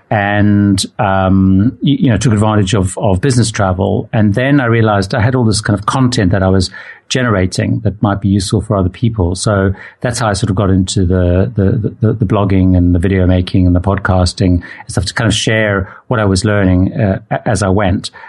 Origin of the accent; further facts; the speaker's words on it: Zimbabwe; originally I grew up in Zimbabwe